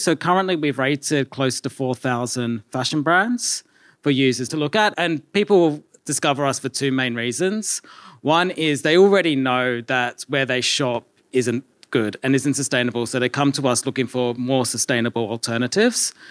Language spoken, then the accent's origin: English; Australia; accent: Australian; We started in Australia, if you can't tell by my accent as well.